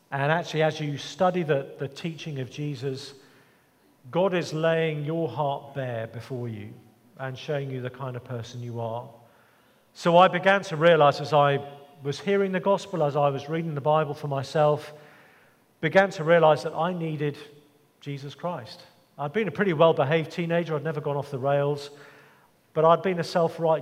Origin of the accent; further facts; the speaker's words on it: England, United Kingdom; even growing up in England